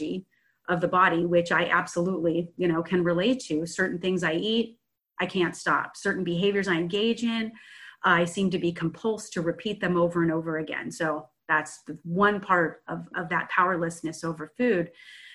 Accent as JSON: {"language": "English", "area": "San Francisco Bay Area", "region": "California", "country": "United States", "said": "I'm from the San Francisco Bay Area."}